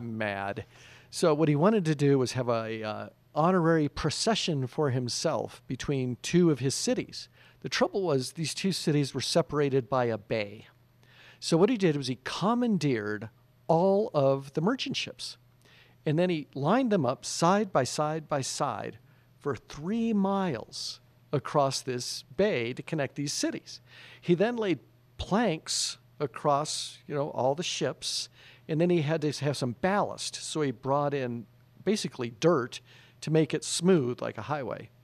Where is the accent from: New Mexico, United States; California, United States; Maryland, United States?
New Mexico, United States; I was raised here in New Mexico, went to Valley High School